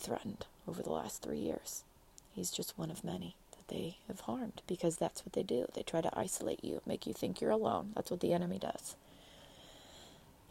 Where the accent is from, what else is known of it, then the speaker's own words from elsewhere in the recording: United States; I'm an American citizen